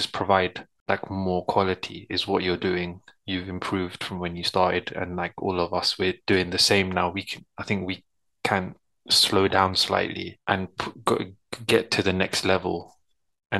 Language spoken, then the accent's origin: English; London, United Kingdom; growing up in South London, you have friends that are not Punjabi or Sikh